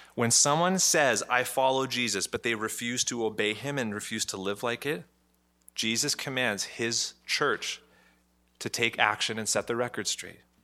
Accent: Ottawa, Ontario, Canada; I'm Canadian. I was born in Ottawa.

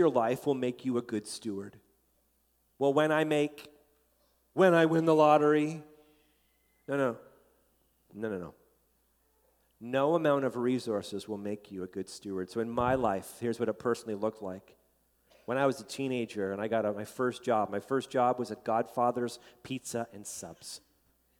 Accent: Canada; as a Canadian

